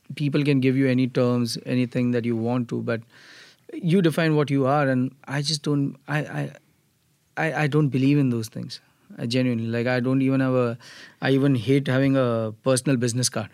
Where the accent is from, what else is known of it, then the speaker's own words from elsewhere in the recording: Mumbai, Maharashtra, India; moved away as an adult; now in United States; I come from Mumbai, Maharashtra